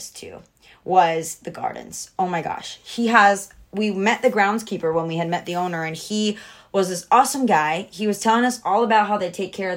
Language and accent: English; Georgia, United States; I grew up in Georgia